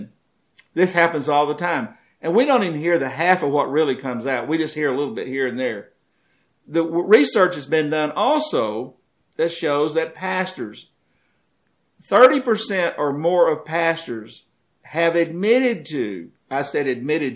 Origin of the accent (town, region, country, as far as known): United States